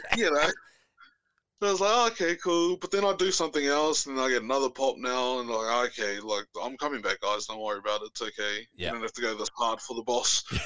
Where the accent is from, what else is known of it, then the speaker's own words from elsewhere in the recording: New Zealand; now in Auckland, New Zealand; moved to Auckland. So, I'm not from Auckland